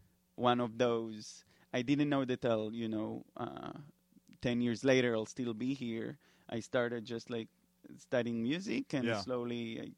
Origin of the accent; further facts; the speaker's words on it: New York, United States; You know, we're like, we're from New York. We have everything.